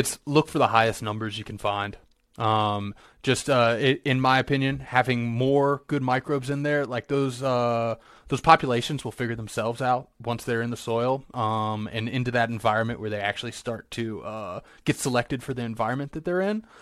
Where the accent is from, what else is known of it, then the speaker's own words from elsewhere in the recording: Virginia, United States; moved away; I grew up in Virginia